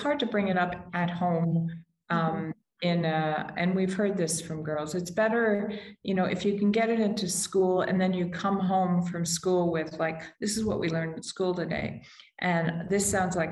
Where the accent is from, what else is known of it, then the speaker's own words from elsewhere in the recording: United States; I'm American